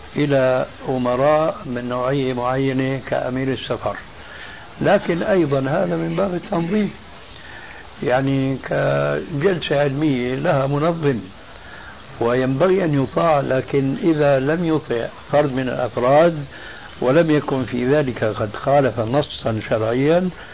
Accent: Damascus, Damascus Governorate, Syria; Arabic is a second language; moved away as an adult; also born or lived in Albania; now in Jordan; هاجر بي وبعائلته كلها من ألبانيا إلى دمشق فكان ذلك سببا لتعلم اللغة العربية

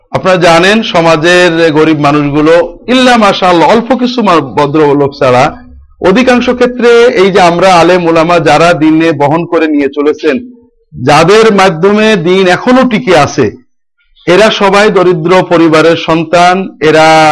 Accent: Jhenaidah District, greater Jessore, Khulna Division, Bangladesh; moved away as an adult; also born or lived in Dhaka, Bangladesh / Riyadh, Saudi Arabia; now in Kushtia, Bangladesh; আমার বাড়ি যশোর বৃহত্তর যশোর জেলার ঝিনাইদহ জেলায় আমার জন্মস্থান বাড়ি

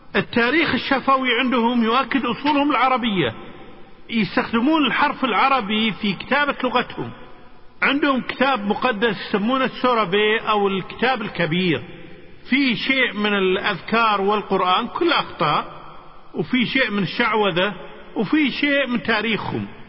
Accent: Kuwait; أنا من الكويت

